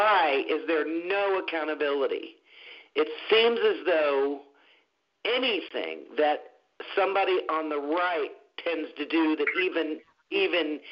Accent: United States; we, as the American people

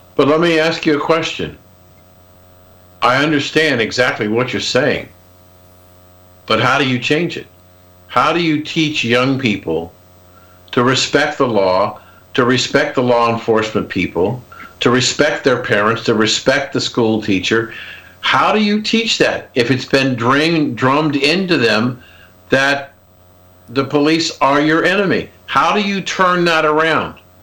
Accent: Columbus, Ohio, United States; I grew up in Columbus, Ohio

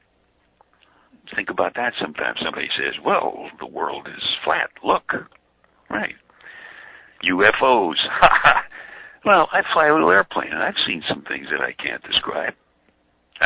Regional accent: New York City, New York, United States; I grew up in Brooklyn, and I used to listen to WNEW in New York.

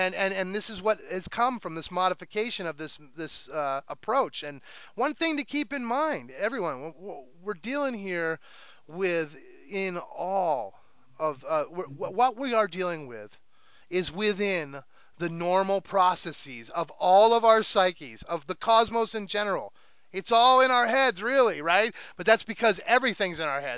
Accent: United States; growing up in America

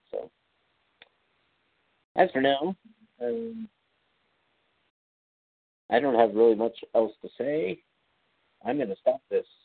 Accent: Kansas City, United States; I'm from Kansas City.

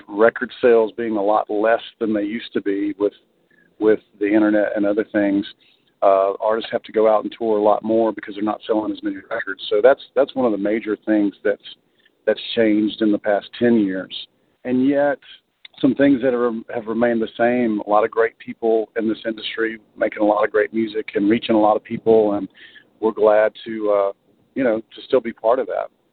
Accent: Alabama, United States; I'm originally from Alabama, so I grew up knowing about Muscle Shoals

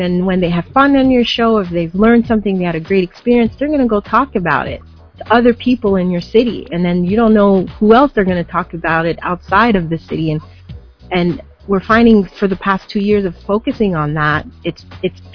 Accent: Canada; also born or lived in Montreal; as Canadians

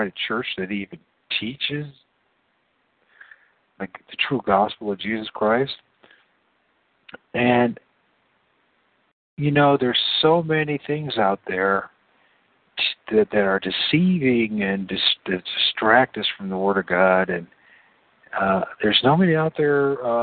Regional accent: United States; I'm an American

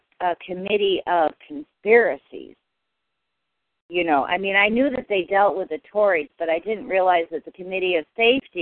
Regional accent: United States; I grew up practically on the Massachusetts-New York border

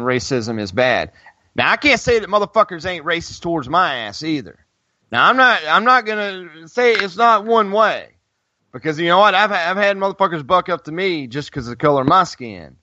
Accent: Greensboro, North Carolina, United States; A&T here in my hometown

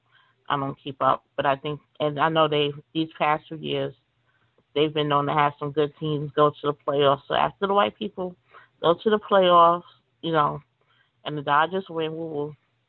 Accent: New York City, New York, United States; I grew up in New York City.

